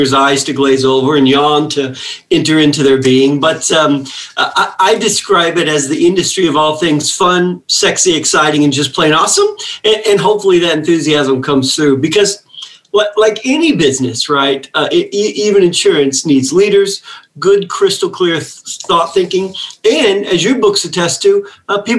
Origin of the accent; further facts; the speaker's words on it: Western Kentucky, United States; I grew up in Western Kentucky